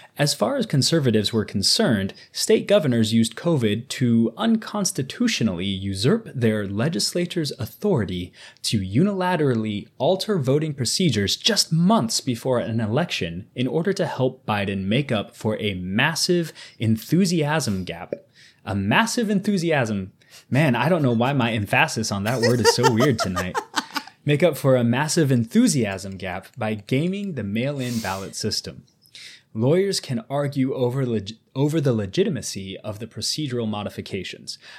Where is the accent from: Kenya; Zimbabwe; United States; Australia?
United States; I'm an American